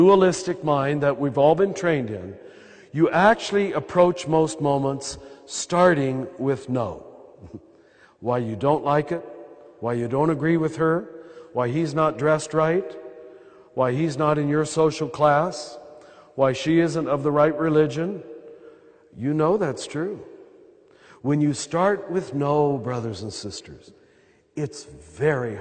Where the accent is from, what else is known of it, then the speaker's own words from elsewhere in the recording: United States; accent: American; my American accent